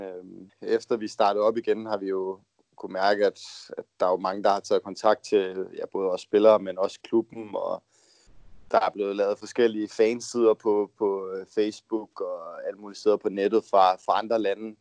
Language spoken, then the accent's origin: Danish; Denmark; moved away as an adult; vi er jo tre danskere, der bor her ved siden af hinanden heroppe